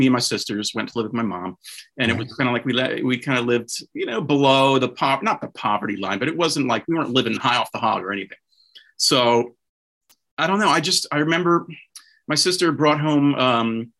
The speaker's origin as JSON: {"language": "English", "town": "Philadelphia", "region": "Pennsylvania", "country": "United States", "tie": "born or raised there", "said": "I grew up in Philadelphia. That's where I was born. Pennsylvania."}